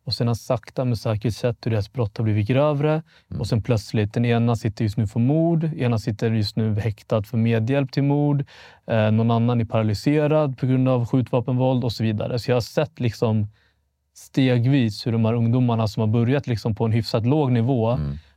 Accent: Vallentuna, Stockholm County, Sweden; jag är 28 år gammal, född 95. Jag är mm. född och uppvuxen i Vallentuna, norr om Stockholm. Mm. Väldigt mycket norr. Lite bondesamhälle. Um, hade en väldigt svensk uppväxt.

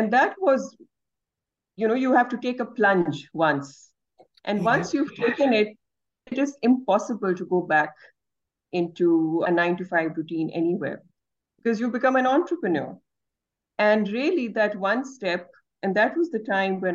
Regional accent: Lahore, Punjab, Pakistan; I'm joining you from Pakistan and specifically from Lahore. Great. This is where I grew up and this is where I work.

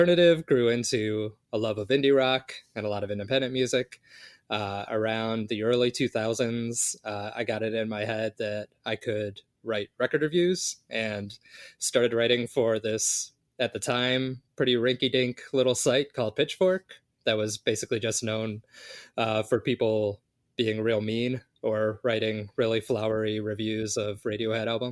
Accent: Chicago, Illinois, United States; I was growing up in Chicago

